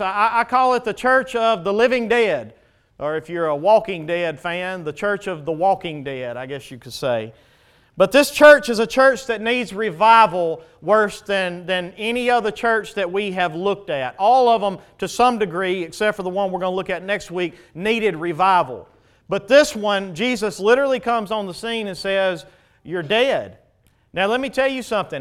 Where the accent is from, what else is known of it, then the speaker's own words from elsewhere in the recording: United States; we as American Christians